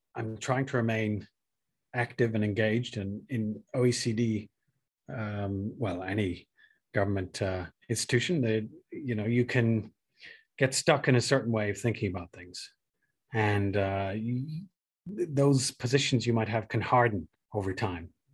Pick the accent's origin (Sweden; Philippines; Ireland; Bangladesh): Ireland; moved away; I'm originally Irish